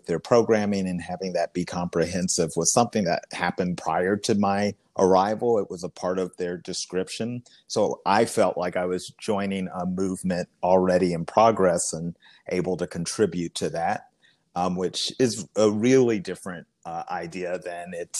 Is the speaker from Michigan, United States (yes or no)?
no; Kentucky, United States; moved away as an adult; also born or lived in Washington, District of Columbia, United States / Cleveland, Ohio; here back in my home state at Actors Theatre of Louisville.